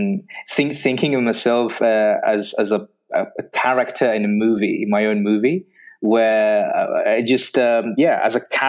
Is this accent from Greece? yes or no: yes; Greece; moved away as an adult; also born or lived in Belgium; So I'm from Greece